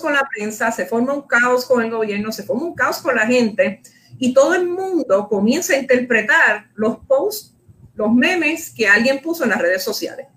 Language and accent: Spanish; Puerto Rico; Como puertorriqueños, como boricuas que somos